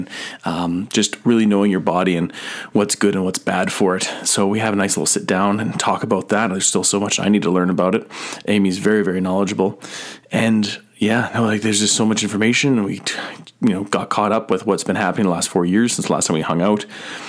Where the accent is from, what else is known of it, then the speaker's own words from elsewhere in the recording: Grimshaw, Alberta, Canada; And now they're in Peace River, not too far away from my hometown of Grimshaw.